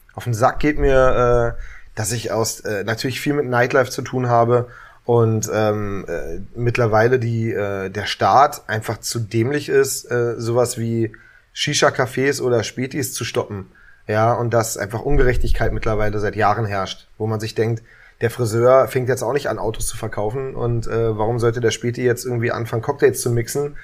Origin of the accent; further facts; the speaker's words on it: Berlin, Germany; Ich bin ein richtiger Urberliner, aufgewachsen am Kudamm, also Wittenbergplatz